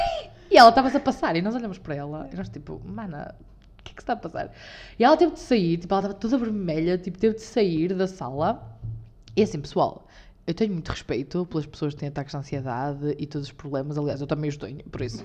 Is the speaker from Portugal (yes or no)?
yes; the North, Norte, Portugal; Somos do Norte, com muito orgulho